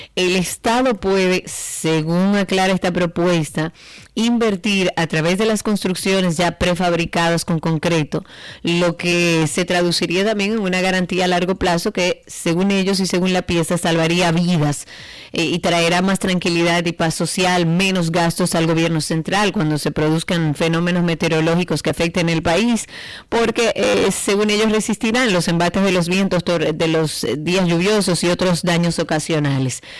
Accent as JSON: {"language": "Spanish", "country": "Dominican Republic"}